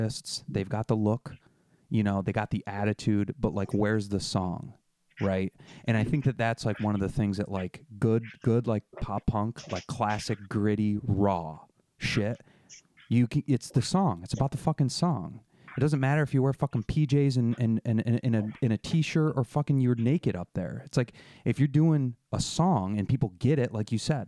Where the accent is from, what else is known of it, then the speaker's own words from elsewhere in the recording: New York, United States; I'm not from LA. I'm from New York. I'm on the East Coast